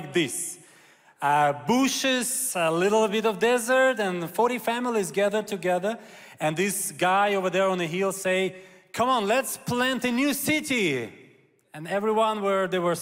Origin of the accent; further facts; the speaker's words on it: Kyiv, Ukraine; I'm Ukrainian Jew, so I was born in Ukraine in Kyiv.